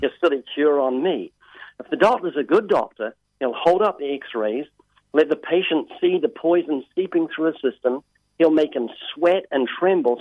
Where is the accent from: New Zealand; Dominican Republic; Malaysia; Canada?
New Zealand; moved away as an adult; now in United States; I'm originally from New Zealand, as you mentioned. I have a slight accent in New Zealand.